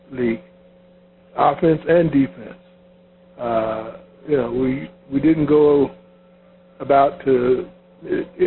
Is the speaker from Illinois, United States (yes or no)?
yes; Chicago, Illinois, United States; Uh, he, he was a Chicago Bull, and we're from Chicago.